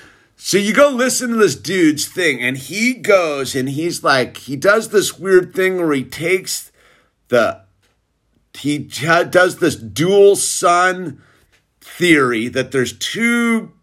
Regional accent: New Zealand; I'm from New Zealand, so I'm probably fake.

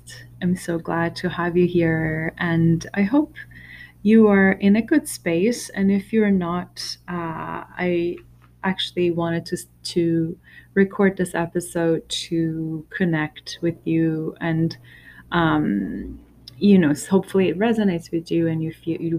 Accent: Iran; I was born in Iran during, right after it, the biggest revolution of its history

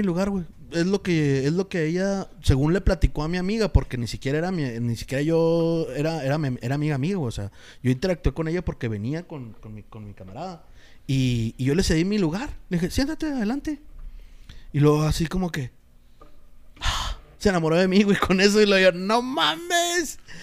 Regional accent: Mexico; como mexicano

